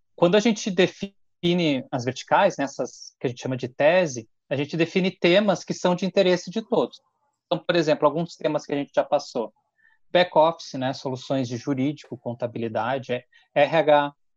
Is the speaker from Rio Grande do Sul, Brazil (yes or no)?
yes; Porto Alegre, Rio Grande do Sul, Brazil; moved away as an adult; now in Caxias do Sul, Brazil; Vivi em Porto Alegre, nasci em Porto Alegre e hoje moro em, em Caxias do Sul.